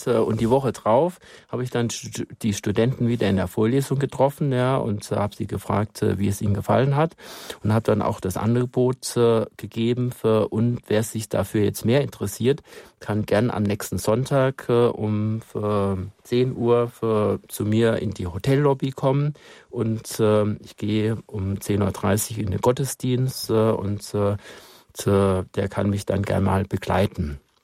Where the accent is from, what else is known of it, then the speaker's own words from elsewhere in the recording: Germany; als Deutscher